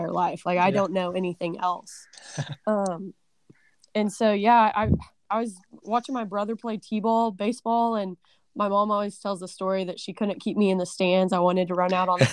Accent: Dibble, Oklahoma, United States; when I was younger, I grew up in Dibble, Oklahoma

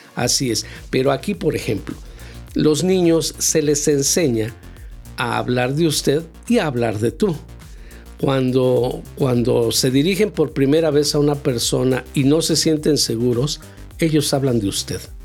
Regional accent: Mexico; nosotros como mexicanos

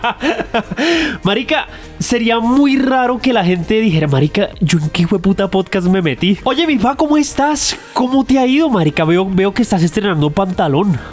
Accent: Bogotá, Colombia; somos bogotanos

